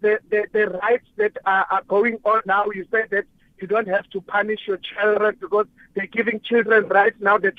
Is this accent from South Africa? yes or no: yes; South Africa; we as South Africans